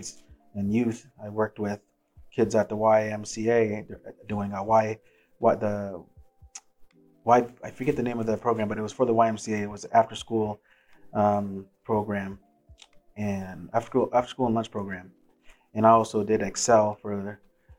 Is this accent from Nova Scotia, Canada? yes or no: yes; Dartmouth, Nova Scotia, Canada; also born or lived in Port Hawkesbury, Cape Breton, Nova Scotia; Where I grew up in the North End, Dartmouth. Before that, I lived in Port Hawkesbury and Cape Breton in an all-white town